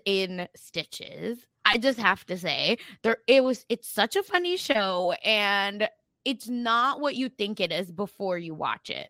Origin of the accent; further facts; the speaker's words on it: Oklahoma, United States; accent: Oklahoma American; my Oklahoma American accent